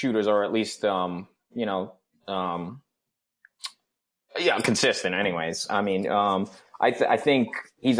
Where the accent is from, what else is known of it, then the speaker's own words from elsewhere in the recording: Rhode Island, United States; I'm from Rhode Island